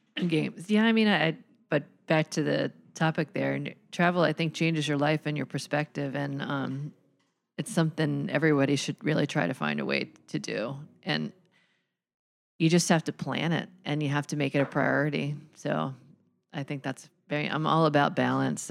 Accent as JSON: {"language": "English", "town": "Philadelphia", "region": "Pennsylvania", "country": "United States", "tie": "born or raised there", "said": "I grew up in Philadelphia, in, in the city, really, Row House, Philadelphia"}